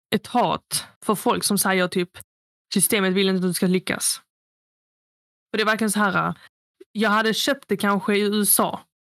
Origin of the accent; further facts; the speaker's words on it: Sweden; vilka vi växte upp med i Fagringen